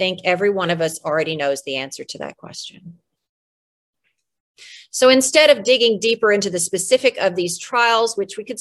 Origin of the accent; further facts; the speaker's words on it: United States; We in the United States